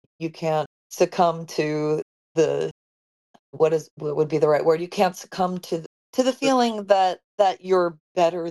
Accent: Long Island, New York, United States; moved away; also born or lived in Los Angeles; we grew up on Long Island together. He was in the town next door to me

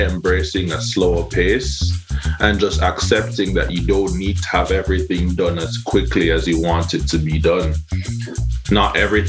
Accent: Hellshire, Saint Catherine, Jamaica; You know, I'm from Hellshire. I used to go to Hellshire a lot as a child.

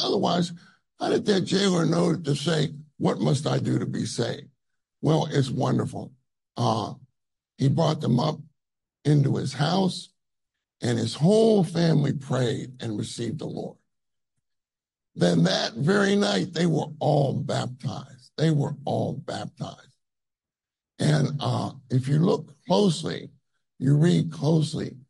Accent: United States; I'm from America

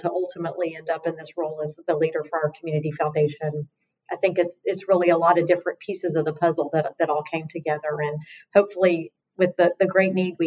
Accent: Lake Charles, Louisiana, United States; also born or lived in Mississippi / Washington, D.C.; I'm born and raised in Lake Charles, went to college at Ole Miss

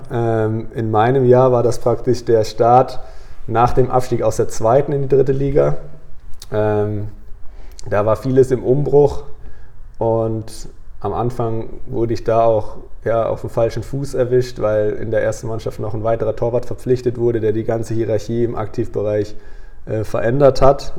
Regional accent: German side of the border near Basel, Baden-Württemberg, Germany; now in Flensburg, Germany; habe immer auf deutscher Seite gewohnt, aber aufgrund der Herkunft meiner Mama bin ich da in Basel auf die Welt gekommen

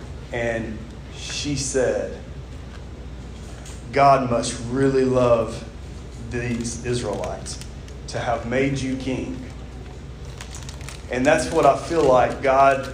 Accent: Mississippi, United States; from Mississippi

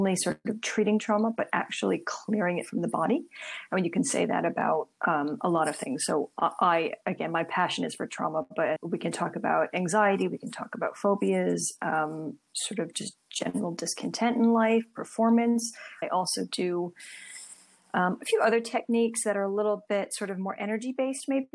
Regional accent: Princeton, New Jersey, United States; moved away as an adult; now in London, United Kingdom; I'm from Princeton, New Jersey originally, but I've lived in London for over 13 years now

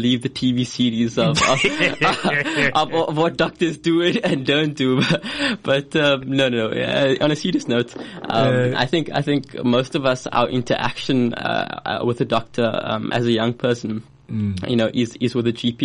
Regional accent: Cape Town, Western Cape, South Africa; also born or lived in Port Elizabeth / West Coast; I'm born and bred in Cape Town. I did my schooling in Cape Town as well

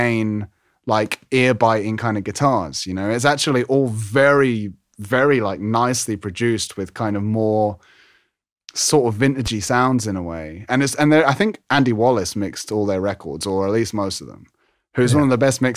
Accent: London, United Kingdom; moved away as an adult; now in Harrogate, United Kingdom; I live in Yorkshire, but I'm actually from London originally.

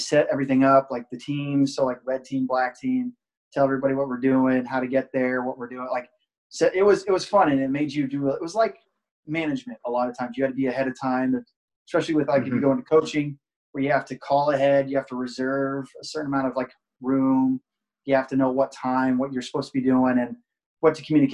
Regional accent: Jamaica, Iowa, United States; now in Buffalo, United States; I'm originally from a small town close to Perry, Iowa, called Jamaica

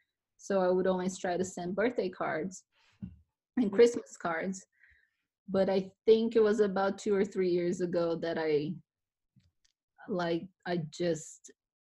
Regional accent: Brazil; now in Las Vegas, United States; I'm from Brazil.

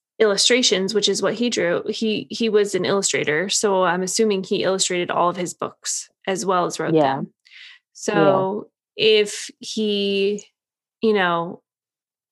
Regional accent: United States; being an American

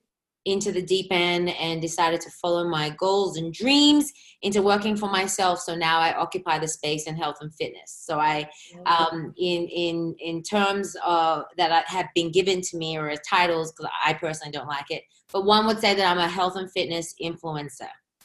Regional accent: Sydney, New South Wales, Australia; moved away as an adult; also born or lived in New York City, United States; now in Los Angeles, United States; I grew up in Sydney, Australia, moved to New York City when I was in my early 20s and spent 10 years there. Then 4 years ago, I decided to move to the opposite coast, to LA, California

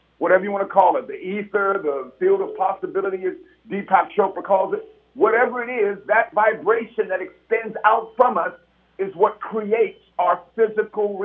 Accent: San Francisco, California, United States; growing up in San Francisco in Hunters Point

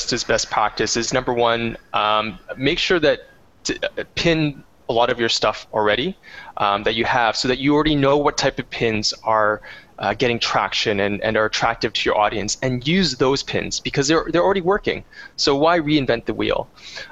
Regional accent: Canada; I am a Canadian

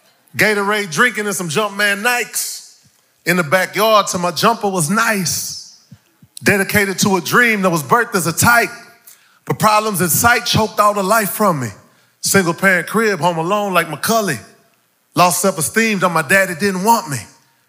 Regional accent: Houston, Texas, United States; also born or lived in St. Croix, U.S. Virgin Islands; I was born in St. Croix of the U.S. Virgin Islands. And when I was 2 years old, my dad and my mom packed up my four sisters, my brother, and a chihuahua named Brownie. Amen. And we came to 8806 Interville on the southeast side of Houston, Texas.

